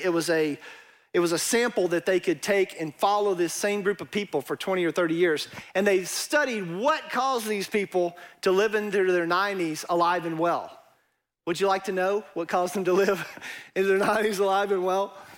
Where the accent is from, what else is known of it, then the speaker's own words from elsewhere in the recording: East Texas, United States; accent: East Texas; my East Texas accent